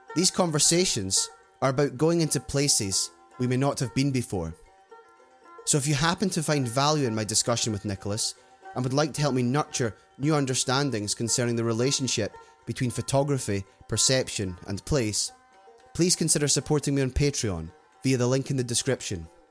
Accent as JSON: {"language": "English", "region": "Scotland", "country": "United Kingdom", "tie": "born or raised there", "said": "my own experience growing up in Scotland"}